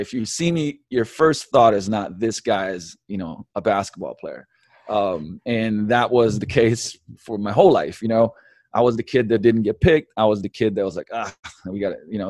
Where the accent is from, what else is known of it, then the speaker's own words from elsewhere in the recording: Slovenia; moved away; also born or lived in London; I was born in Yugoslavia in eighty-one, so, man, that's, you know, socialism, communism days, uh, moved to, eh, eh, moved to London when I was seven, we came back to, you know, Slovenia